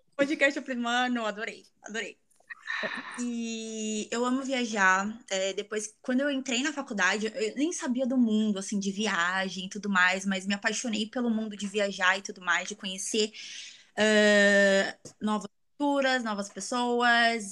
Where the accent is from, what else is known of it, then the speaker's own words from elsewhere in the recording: São Paulo, Brazil; moved away as an adult; also born or lived in New Zealand; now in Virginia Beach, United States; eu sou de São Paulo, capital.